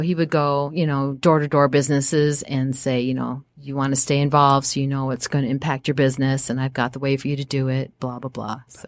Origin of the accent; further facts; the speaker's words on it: Apple Valley, Minnesota, United States; also born or lived in Evanston, Illinois; I grew up in a small, uh, suburb outside of Minneapolis called Apple Valley